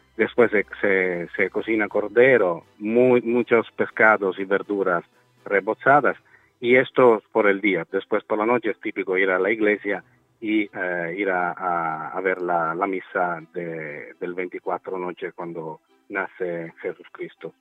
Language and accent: Spanish; Sicily, Italy; Spanish is a second language; En mi país sobre todo al sur donde estamos nosotros